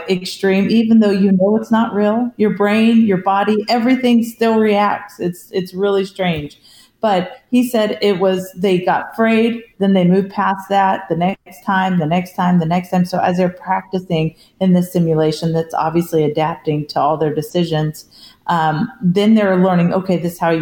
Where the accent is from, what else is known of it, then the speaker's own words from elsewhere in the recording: California, United States; I grew up in California